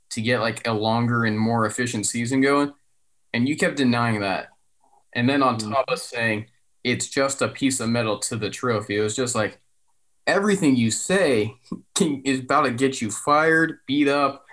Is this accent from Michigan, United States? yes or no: no; Santa Clarita, California, United States; my hometown. Shout out to, you know, Santa Clarita